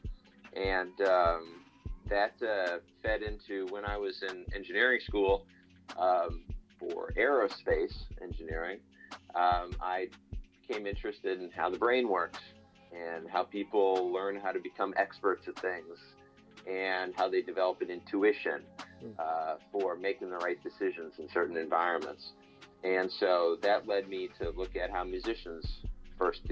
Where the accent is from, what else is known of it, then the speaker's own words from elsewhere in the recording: Chicago, Illinois, United States; I'm originally from Chicago